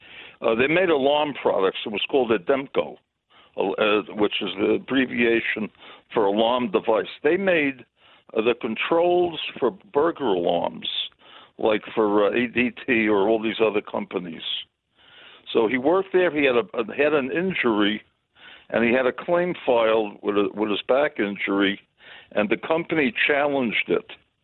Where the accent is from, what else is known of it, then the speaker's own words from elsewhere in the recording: New York City, New York, United States; now in Indianapolis, United States; I'm in Indianapolis. I love your show. I'm from Crown Heights